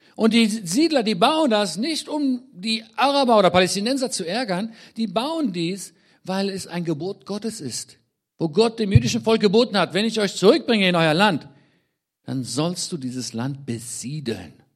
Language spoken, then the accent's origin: German; Israel; also born or lived in Germany; ich bin in Deutschland geboren, mit elf Jahren dann nach Israel eingewandert und seit dann, also seit meinem elften Lebensjahr lebe ich in Israel, bin dort aufgewachsen